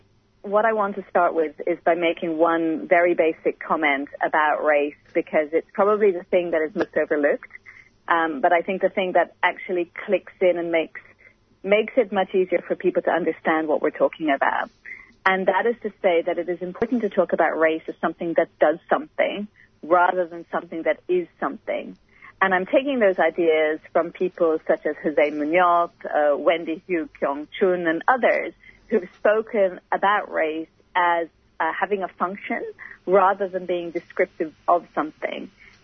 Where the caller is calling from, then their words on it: Sydney, New South Wales, Australia; I'd just like to acknowledge that I'm speaking from Gadigal country.